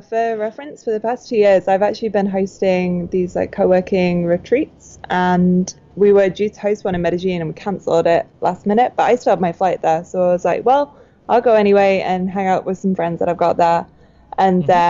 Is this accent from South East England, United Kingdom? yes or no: no; outside of Manchester, North West England, United Kingdom; moved away; My hometown is on a farm outside of Manchester. I'm not from a city at all